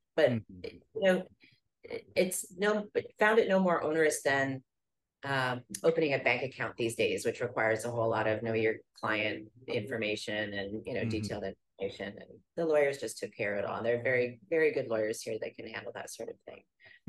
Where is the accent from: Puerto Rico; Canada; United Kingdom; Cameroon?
Canada; moved away as an adult; also born or lived in Bahamas; now in Panama City, Panama; I'm Canadian, and I moved to Panama 6 years ago as a resident. I'm a permanent resident here with the what they call a friendly nations visa.